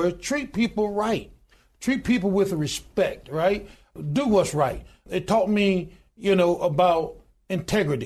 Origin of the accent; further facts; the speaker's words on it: Goodwater, Alabama, United States; I was born in a little small town in Goodwater, Alabama, population 1,292 today